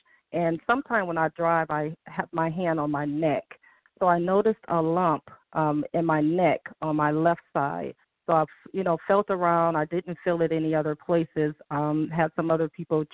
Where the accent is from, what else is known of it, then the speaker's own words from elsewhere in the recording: Detroit, Michigan, United States; I'm from Detroit.